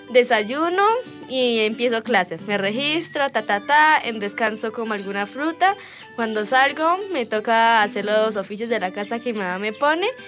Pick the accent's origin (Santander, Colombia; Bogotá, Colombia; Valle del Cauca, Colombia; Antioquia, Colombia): Santander, Colombia; Charalá; tengo 12 años. Soy de Charalá. Vivo en el barrio José Antonio Galán.